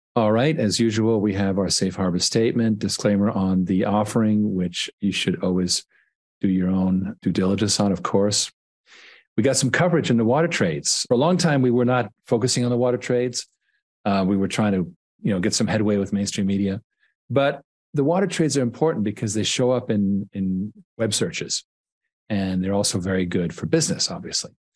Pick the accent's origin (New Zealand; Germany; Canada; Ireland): Canada; I was born in Canada